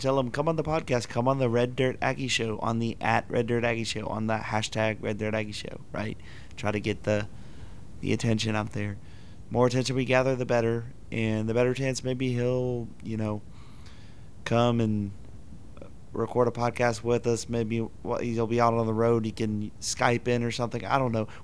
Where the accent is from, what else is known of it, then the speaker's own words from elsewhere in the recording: Spring, Texas, United States; also born or lived in College Station, Texas; now in Magnolia, United States; I grew up in Spring, Texas, the pride of Klein Collins High School, class of 2014